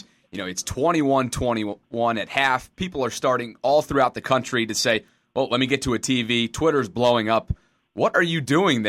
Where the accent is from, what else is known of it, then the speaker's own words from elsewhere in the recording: Albany, New York, United States; I grew up in Albany, New York